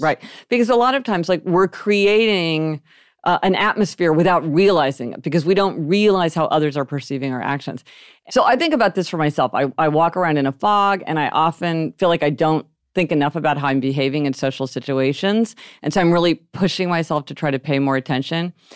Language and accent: English; Kansas City, Missouri, United States; we grew up in Kansas City, Missouri